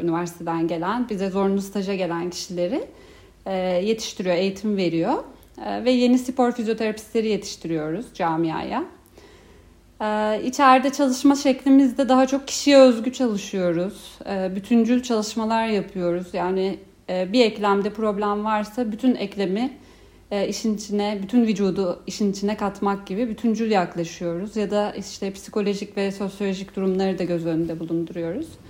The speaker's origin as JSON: {"language": "Turkish", "region": "Ankara", "country": "Turkey", "moved": "as an adult", "lives_now": "Istanbul, Turkey", "said": "aslında Ankaralıyım. İstanbul'da 5. yılım."}